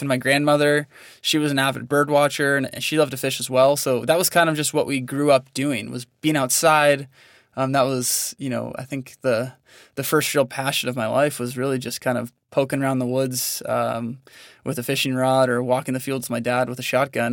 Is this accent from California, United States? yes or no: yes; Northern California, United States; now in Montana, United States; I grew up in Northern California, Um, so just about an hour north of San Francisco, um, in a pretty small town